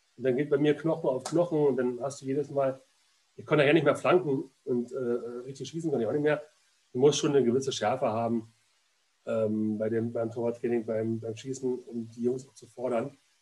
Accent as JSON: {"language": "German", "region": "Berlin", "country": "Germany", "tie": "born or raised there", "moved": "as an adult", "lives_now": "Leverkusen, Germany", "said": "bin in Berlin geboren, war aber nie Großstadtmensch und ähm, ich mag Berlin nur, weil es meine Heimatstadt ist"}